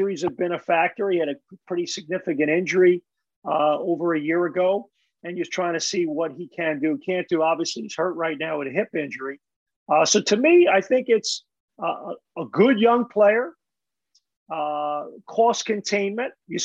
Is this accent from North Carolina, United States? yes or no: no; New York City, New York, United States; growing up in Brooklyn